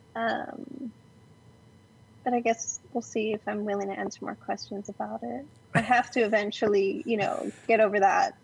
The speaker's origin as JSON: {"language": "English", "town": "Glendale", "region": "California", "country": "United States", "tie": "born or raised there", "lives_now": "Los Angeles, United States", "said": "I was born in downtown or no Los Angeles proper, but raised in Glendale"}